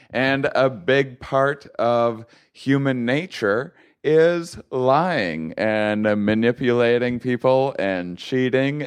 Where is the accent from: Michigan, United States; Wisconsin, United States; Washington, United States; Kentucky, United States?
Wisconsin, United States; La Crosse; in LaCrosse, Wisconsin, my hometown